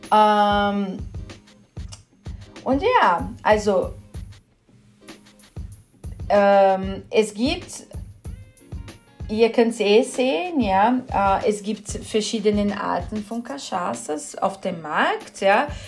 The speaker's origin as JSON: {"language": "German", "region": "São Paulo", "country": "Brazil", "second_language": "German", "said": "Ja, wo ich herkomme, ich komme aus São Paulo, benutzt man sehr gern Jequitibá oder, oder äh, Amendoim."}